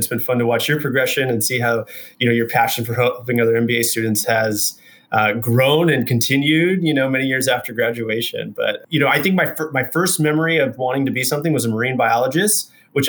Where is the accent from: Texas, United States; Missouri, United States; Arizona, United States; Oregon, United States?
Texas, United States; Houston; moved away as an adult; also born or lived in Austin, Texas / Utah / Southern California / Denver; I grew up in Texas. We moved from Houston to Austin when I was like 14.